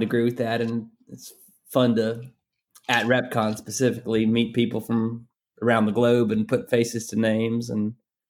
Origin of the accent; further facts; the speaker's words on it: Athens, Georgia, United States; I grew up in Athens, Georgia.